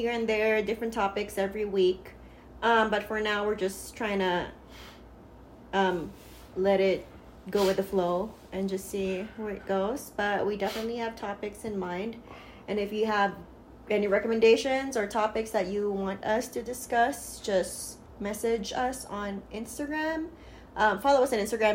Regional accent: Philippines; moved away as an adult; now in United States; we are both originally from the Philippines

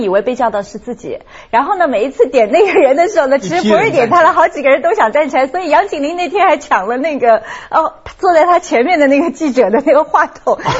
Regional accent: China; 我觉得大家我们我们中国人是很喜欢人家说我们的话的，马上觉得这亲切感是增加了很多很多。

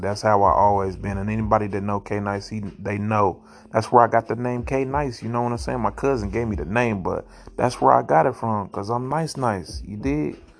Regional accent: Ohio, United States; also born or lived in St. Louis, Missouri; I'm from Oheezy for Sheezy

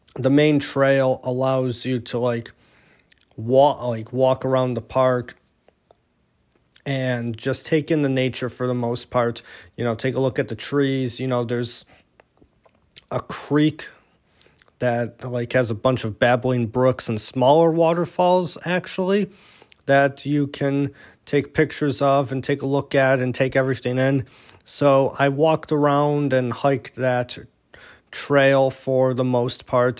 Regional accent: Niagara Falls, New York, United States; being from Niagara Falls, you know, my hometown

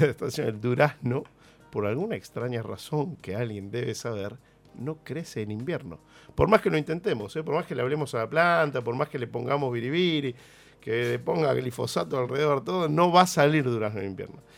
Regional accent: Argentina; nuestra identidad como argentinos

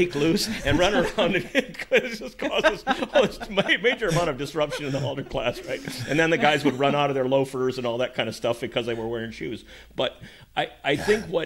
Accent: Minnesota, United States; I grew up in Minnesota

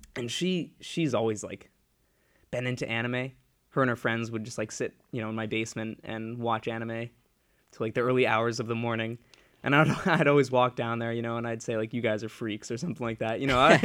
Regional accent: Ledyard, Connecticut, United States; in my hometown of, uh, Ledyard, Connecticut, down that area

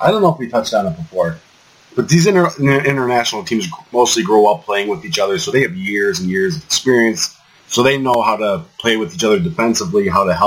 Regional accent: United States; I'm American

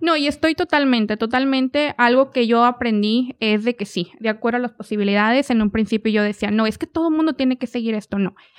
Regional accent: Ramos Arizpe, Coahuila, Mexico; moved away as an adult; also born or lived in Guanajuato, Mexico; now in Oklahoma, United States; Soy originaria de Guanajuato, eh, pero desde muy chiquita mis papás se movieron para Coahuila. Entonces yo crecí en Coahuila, de una ciudad pequeña, Ramos Arizpe

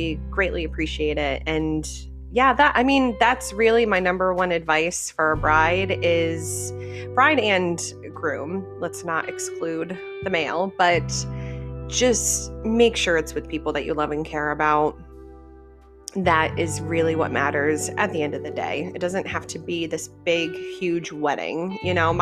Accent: Connecticut, United States; moved away as an adult; now in Florida, United States; we grew up in Connecticut and we moved down to Florida in 2017.

